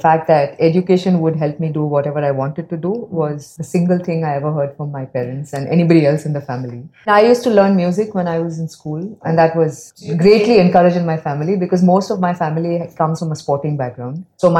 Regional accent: India; also born or lived in Bangalore, India / Mumbai, India; I grew up in Bangalore and Bombay.

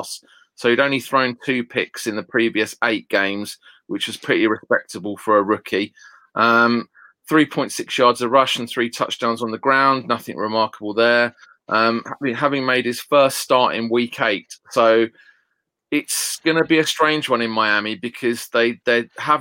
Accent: United Kingdom; I'm a Brit

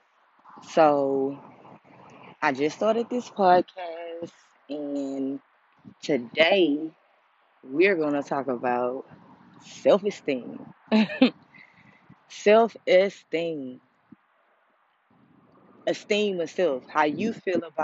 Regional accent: United States; in the culture of being African American

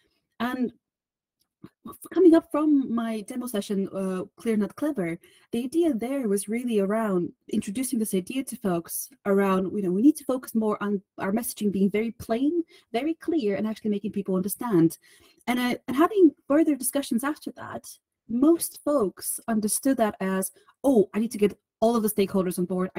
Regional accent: Bulgaria; now in United Kingdom; Originally, I'm from Bulgaria. But at the moment, you will find me at the beautiful part of the UK in the northeast

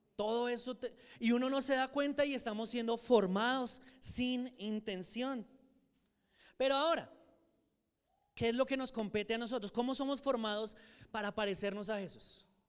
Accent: Soacha, Cundinamarca, Colombia; also born or lived in Boyacá; yo viviendo en Soacha

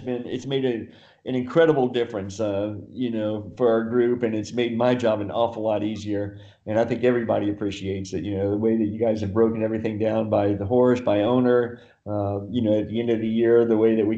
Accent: Lexington, Kentucky, United States; also born or lived in San Diego, California / Solana Beach, California; now in Del Mar, United States; my hometown of Lexington, Kentucky

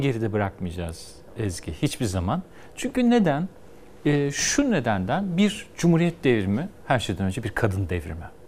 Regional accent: Istanbul, Turkey; Ben İstanbul'da muhafazakarların yaşadığı bir mahallede büyüdüm.

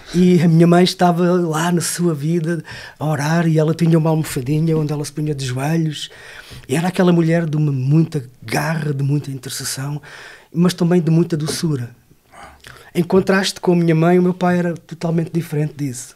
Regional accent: Barreiro, Lisbon, Portugal; vieram tentar a vida para Lisboa, onde eu nasci. Yeah é. Ah, e depois vieram para a zona da margem sul, onde eu cresci, por ali

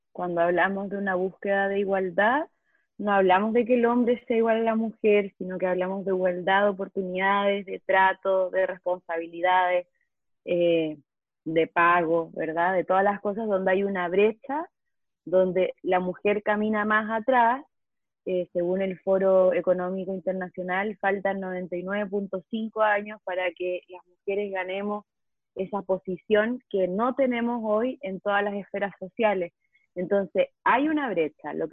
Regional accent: Chile; moved away as an adult; now in Mexico; soy chilena, vivo en México hace seis años

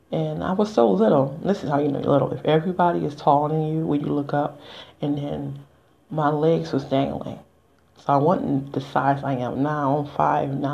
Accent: United States; I'm just an American citizen, so born and raised.

